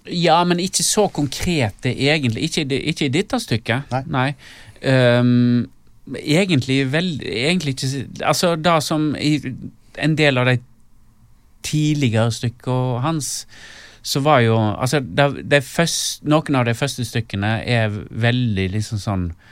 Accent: Stord, Vestland, Norway; moved away as an adult; da måtte jeg flytte vekk ifra Stord

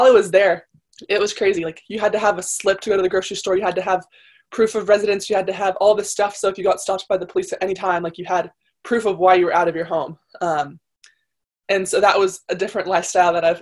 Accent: United States; as an American that doesn't speak Italian

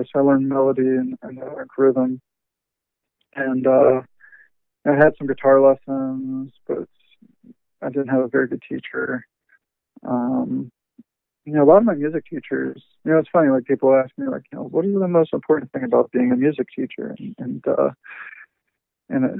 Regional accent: Pittsburgh, Pennsylvania, United States; I grew up in Pittsburgh

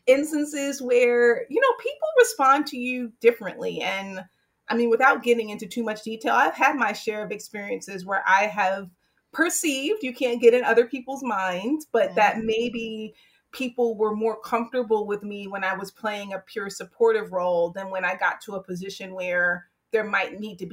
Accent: Hampton, Virginia, United States; moved away; also born or lived in White Plains, New York; growing up in Hampton, Virginia, which is a very segregated community

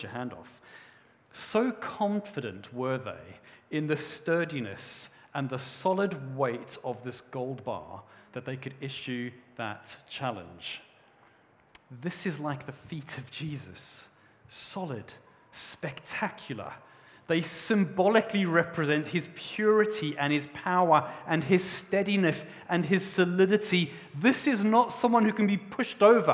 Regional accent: South Africa; moved away; When I was a young boy, I grew up in South Africa

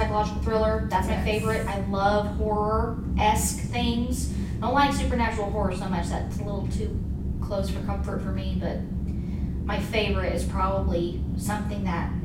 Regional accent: Kokomo, Indiana, United States; also born or lived in Lafayette, Indiana; I was born in Lafayette, and then I was raised here in Kokomoko

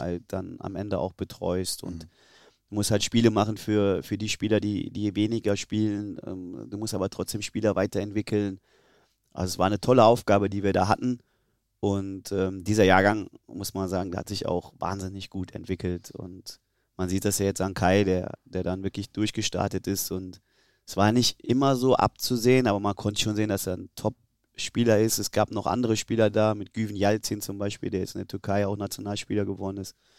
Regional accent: Germany; also born or lived in Tyrol, Austria / Kaiserslautern / Cologne; als Deutscher

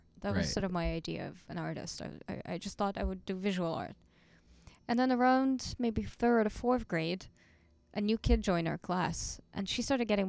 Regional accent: Tel Aviv, Tel Aviv District, Israel; moved away as an adult; also born or lived in Moscow; now in Germany; Well, I'm originally from Moscow, and then my parents moved to Tel Aviv when I was four.

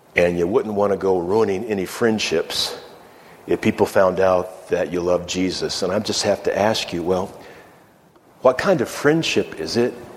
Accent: Virginia, United States; moved away as an adult; also born or lived in Iowa / Minnesota / New Mexico; I moved away from Virginia

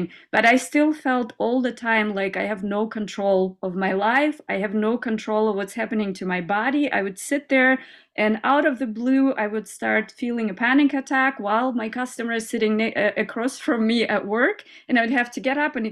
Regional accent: Kazakhstan; also born or lived in United States; now in Germany; I came from a little village in Kazakhstan where I grew up in Soviet times, communism and everything

